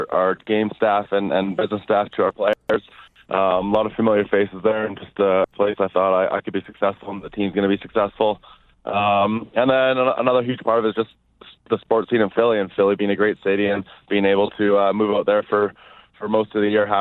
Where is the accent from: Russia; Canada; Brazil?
Canada; Vancouver, British Columbia; moved away as an adult; now in Philadelphia, United States; I'm from Vancouver